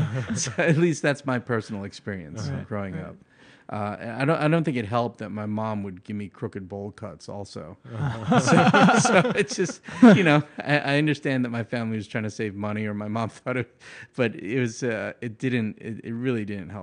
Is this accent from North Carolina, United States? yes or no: no; New York, United States; I grew up in, at that point where I was fighting, it was in Long Island, New York. So it was a very, very kind of singular neighborhood.